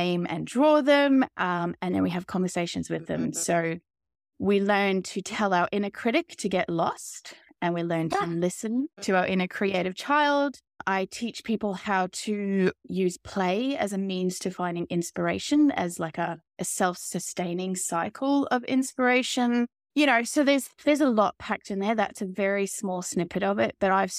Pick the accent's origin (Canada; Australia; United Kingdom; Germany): Australia; I come from Australia, particularly I'm living in outback Australia right now, in a very small town.